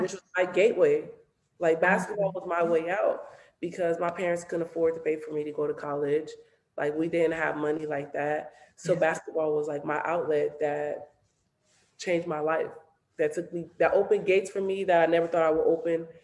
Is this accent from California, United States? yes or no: yes; Los Angeles, California, United States; I grew up